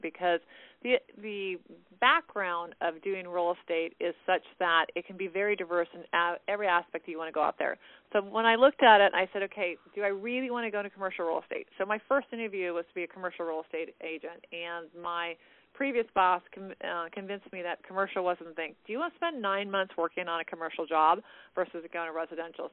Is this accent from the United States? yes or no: yes; California, United States; I was born in California, so I'm a native Californian